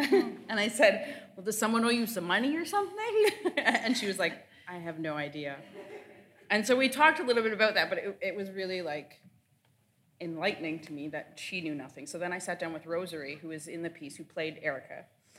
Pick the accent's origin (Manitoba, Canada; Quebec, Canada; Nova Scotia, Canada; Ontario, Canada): Ontario, Canada; Six Nations; I'm not a Treaty 9 person, I'm from Six Nations. So I'm Haudenosaunee, Mohawk and Tuscarora.